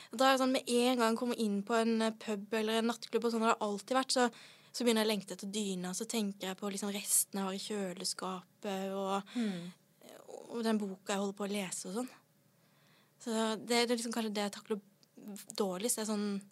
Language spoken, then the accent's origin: Norwegian; Sørlandet, Norway; Jeg er fra Sørlandet.